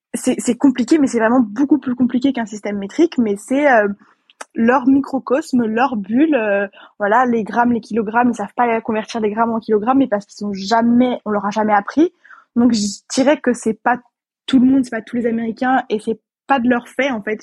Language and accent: French; France; moved away as an adult; now in Austin, United States; moi en tant que française